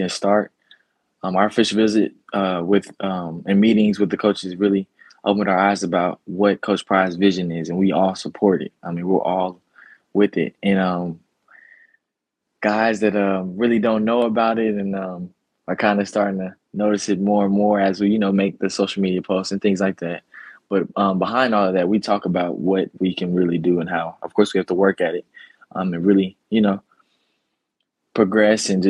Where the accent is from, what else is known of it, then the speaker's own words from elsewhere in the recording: Chattanooga, Tennessee, United States; I'm from Chattanooga